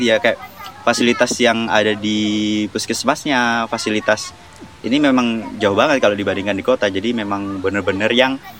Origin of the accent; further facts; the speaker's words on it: Natuna, Riau Islands, Indonesia; moved away as an adult; now in West Kalimantan, Indonesia; aku lahirnya di Natuna yang uh, notabene Melayu